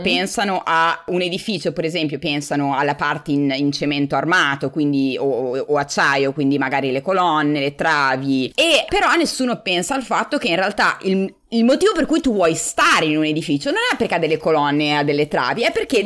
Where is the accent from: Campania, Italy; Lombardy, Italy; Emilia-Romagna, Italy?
Emilia-Romagna, Italy; Forlì; moved away as an adult; also born or lived in San Diego, United States / New York, United States / Bologna; now in United States; sono originariamente di Forlì, quindi sono romagnola